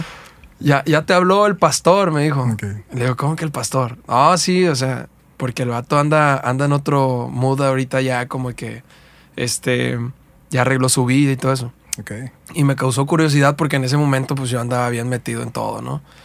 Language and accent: Spanish; Coyuca de Catalán, Guerrero, Mexico; also born or lived in Acapulco; yo soy originario de un pueblo que se llama Coyuca Catalán, Guerrero